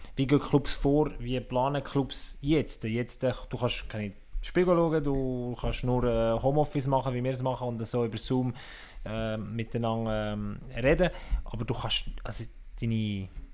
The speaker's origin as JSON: {"language": "German", "country": "Switzerland", "said": "wir Schweizer"}